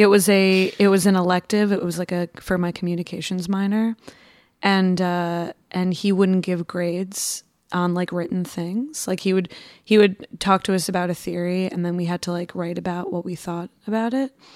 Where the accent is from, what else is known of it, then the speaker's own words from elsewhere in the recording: Long Island, New York, United States; I'm from Long Island, and when I was little, we lived super close to the Nassau Coliseum